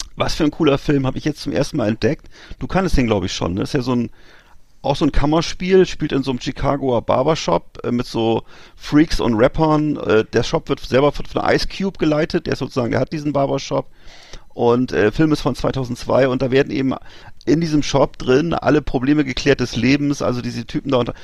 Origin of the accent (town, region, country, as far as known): Germany